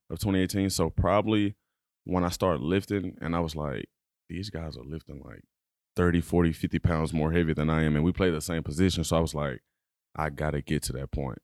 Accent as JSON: {"language": "English", "town": "Dallas", "region": "Texas", "country": "United States", "tie": "born or raised there", "moved": "yes", "said": "I'm from Dallas, Texas, uh, born and raised."}